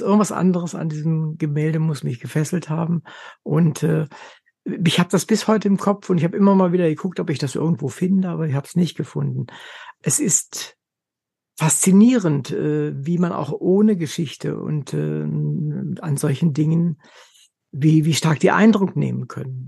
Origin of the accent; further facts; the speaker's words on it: Wolfenbüttel, Lower Saxony, Germany; Ich komme aus Wolfenbüttel, also ist nicht so weit weg von Berlin